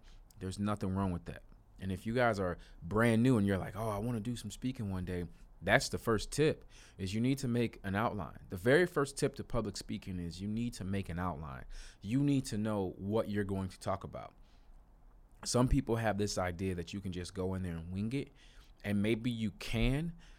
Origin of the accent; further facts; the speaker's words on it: Chicago, Illinois, United States; went to Chicago, my hometown